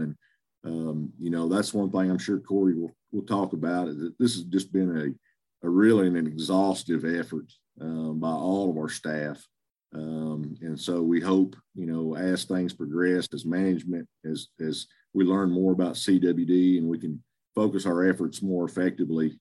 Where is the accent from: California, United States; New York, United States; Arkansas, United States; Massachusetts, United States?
Arkansas, United States; Greenwood; also born or lived in Oklahoma; I'm from Greenwood, Arkansas, uh, Western Arkansas, just south Fort Smith